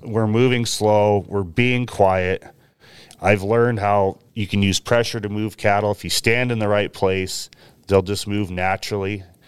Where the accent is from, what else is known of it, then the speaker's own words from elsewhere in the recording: Willamette Valley, about forty miles southwest of Portland, Oregon, United States; moved away as an adult; now in Washington, United States; I grew up in the Willamette Valley on, I guess, what most people would call a hobby farm